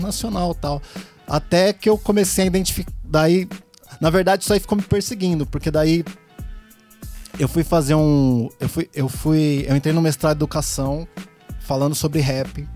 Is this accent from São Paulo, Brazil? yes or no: yes; Piracicaba, São Paulo, Brazil; eu nasci em São Paulo, né? Vim pra cá com 7 anos, 7, 8 anos? 7, 7 anos. 7 anos e meio